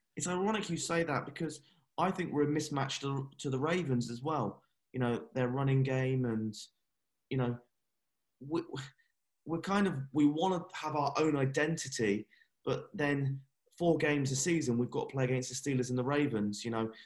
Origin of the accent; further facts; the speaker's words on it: England, United Kingdom; I'm English